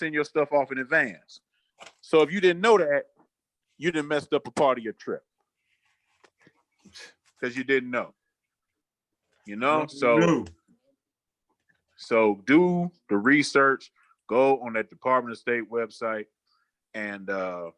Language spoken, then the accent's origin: English; United States; They don't know I'm American until I start talking